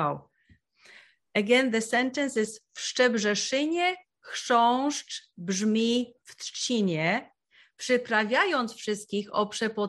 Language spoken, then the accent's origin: English; Poland; I am from Poland, so this is a Polish sentence.